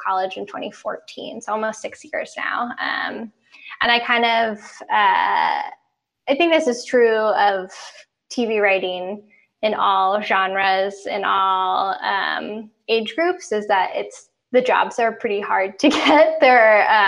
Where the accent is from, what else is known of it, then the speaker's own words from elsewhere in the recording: outside of Baltimore, Maryland, United States; moved away as an adult; also born or lived in New York; now in Los Angeles, United States; I grew up mostly outside of Baltimore, Maryland